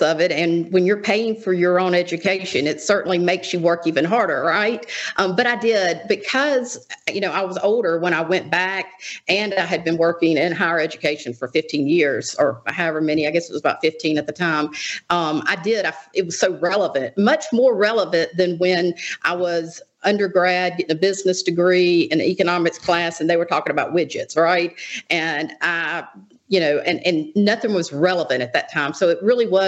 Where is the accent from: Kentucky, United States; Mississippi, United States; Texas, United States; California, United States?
Mississippi, United States; Jackson County; so I was raised in Jackson County